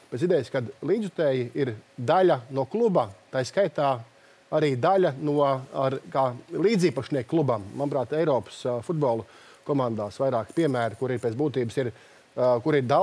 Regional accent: Ogre, Ogre Municipality, Latvia; Pats esmu no Ogres.

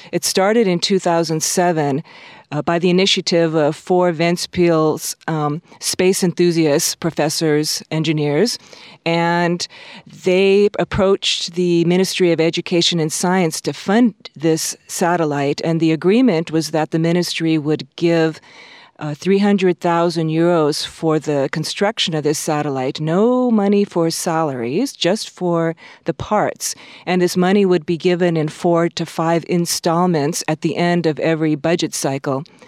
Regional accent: Honolulu, Hawaii, United States; also born or lived in Southern California; now in Latvia; I was born in Honolulu

